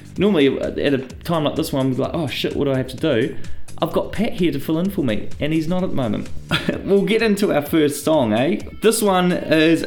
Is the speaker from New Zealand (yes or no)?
yes; New Zealand; being Kiwi